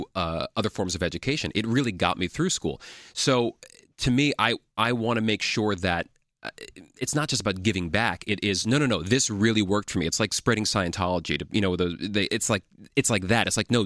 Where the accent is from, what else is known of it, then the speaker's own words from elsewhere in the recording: New York City, New York, United States; I was born and raised here in Manhattan and went to high school in the city, New York City public high school the whole time